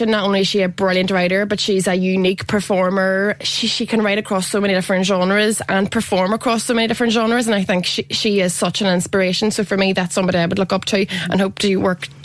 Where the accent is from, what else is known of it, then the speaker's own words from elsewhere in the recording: Derry, Northern Ireland, United Kingdom; I'm from Derry, Londonderry, Huckleberry, Irish Ferry, Tom and Jerry Glass of Sherry.